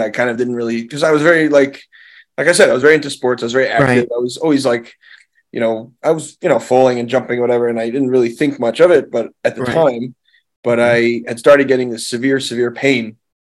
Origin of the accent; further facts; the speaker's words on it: Monsey, New York, United States; I was born in the original part of Muncie, where my father grew up and where his mother grew up as well. So my family's been in Muncie for, at this point, over 100 years.